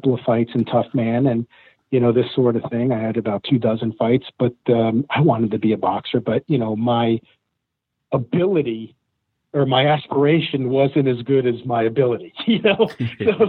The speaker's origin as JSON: {"language": "English", "region": "New Jersey", "country": "United States", "tie": "born or raised there", "also_born_or_lived": "Bronx, New York / Queens, New York"}